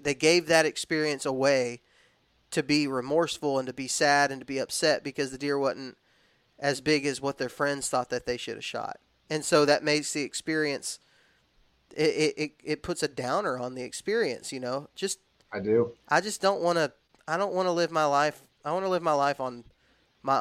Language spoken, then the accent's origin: English; Texas and Alabama, United States; I was raised in the South. I was raised in Texas and in Alabama